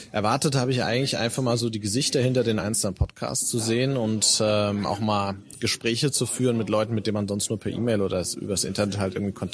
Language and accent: German; Frankfurt, Hesse, Germany; born there; now in Darmstadt, Germany; Aus dem Rhein-Main-Gebiet, also ja. gebürtig Frankfurter, aber mittlerweile wohne ich in Darmstadt.